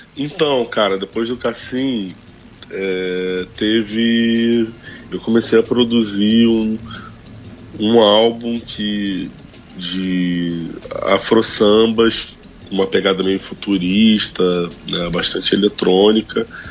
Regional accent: Rio de Janeiro, Brazil; also born or lived in Vidigal, Rio de Janeiro / Campo Grande, Zona Oeste, Rio de Janeiro; Eu sou nascido e criado no Complexo da Pedreira

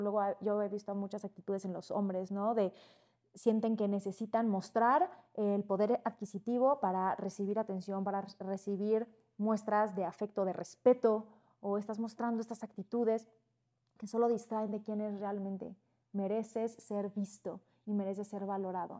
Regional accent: Cancún, Quintana Roo, Mexico; Yo crecí en Cancún.

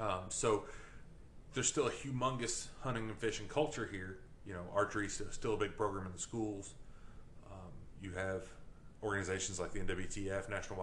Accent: Kentucky, United States; But growing up in Edmondson County, I would imagine that for people that grew up in Edmondson County and people that are here now

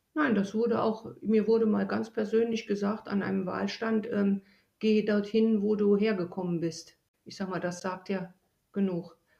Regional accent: East Germany, Germany; moved away; Ich stamme ja aus Ostdeutschland

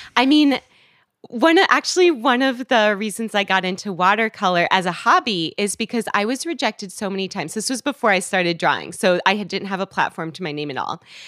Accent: West Coast, United States; moved away as an adult; also born or lived in Washington, D.C.; I'm from the West Coast

